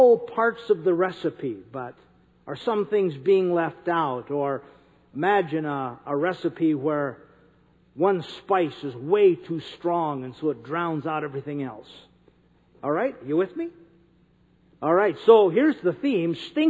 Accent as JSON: {"language": "English", "region": "North Dakota", "country": "United States", "said": "I'm from North Dakota"}